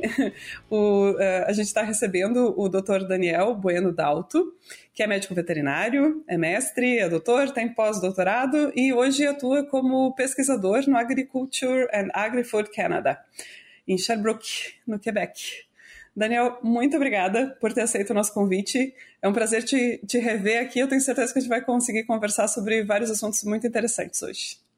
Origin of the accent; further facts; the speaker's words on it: Brazil; a gente é brasileiro